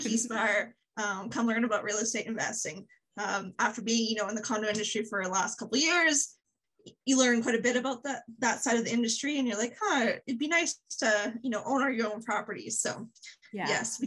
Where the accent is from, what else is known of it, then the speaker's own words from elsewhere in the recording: Medicine Hat, Alberta, Canada; now in Calgary, Canada; I was born and raised in Calgary in small town Alberta, Medicine Hat